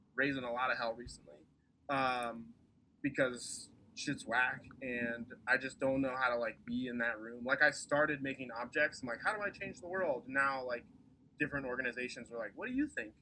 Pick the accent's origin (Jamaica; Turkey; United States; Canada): United States; East Coast; moved away as an adult; now in Portland, United States; I am from the East Coast, so like came out here for school